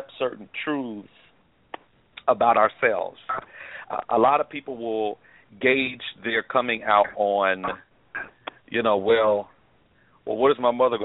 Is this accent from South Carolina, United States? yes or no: yes; Columbia, South Carolina, United States; now in Indianapolis, United States; I was born in Columbia, South Carolina